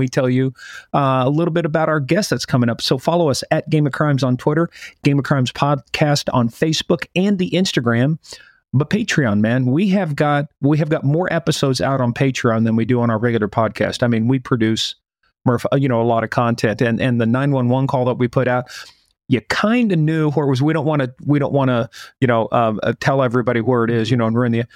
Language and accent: English; Kansas, United States; moved away; I came from Kansas